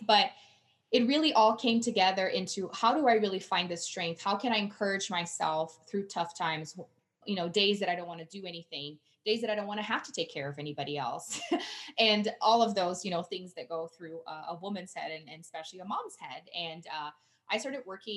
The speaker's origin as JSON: {"language": "English", "country": "Brazil", "second_language": "English", "moved": "yes", "lives_now": "Colorado, United States", "said": "I'm originally from Brazil"}